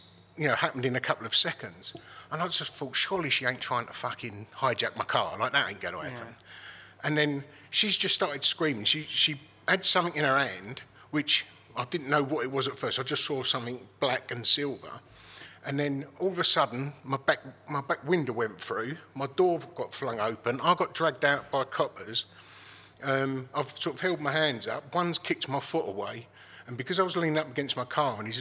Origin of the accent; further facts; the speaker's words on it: Dagenham, London, United Kingdom; I grew up in Dagenham